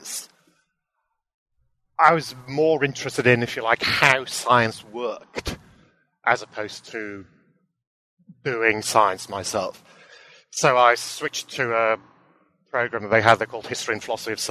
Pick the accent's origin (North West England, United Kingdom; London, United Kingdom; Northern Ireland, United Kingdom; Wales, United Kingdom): Wales, United Kingdom; Aberystwyth; also born or lived in Cambridge; I was actually born and bred locally. I grew up in Aberystwyth